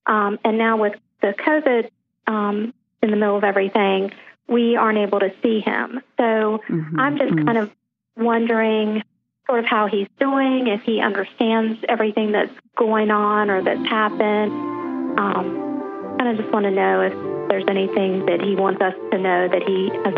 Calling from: North Carolina, United States; I'm calling from North Carolina.

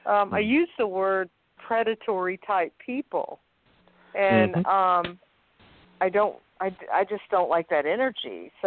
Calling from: Louisiana, United States

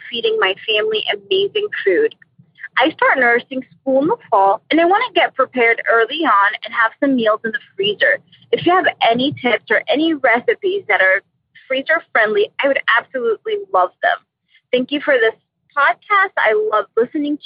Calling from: Florida, United States; I'm calling from Florida.

